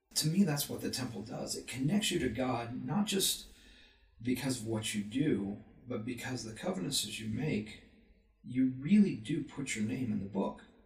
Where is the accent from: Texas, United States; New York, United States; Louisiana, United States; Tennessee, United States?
Texas, United States; moved away as an adult; also born or lived in Florida / Illinois / Virginia; now in Utah, United States; I grew up in Texas